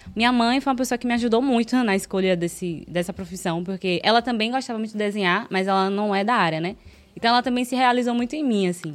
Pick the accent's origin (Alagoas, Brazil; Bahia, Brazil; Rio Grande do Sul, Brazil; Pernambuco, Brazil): Bahia, Brazil; Salvador; Sou daqui de Salvador, sou de Pau da Lima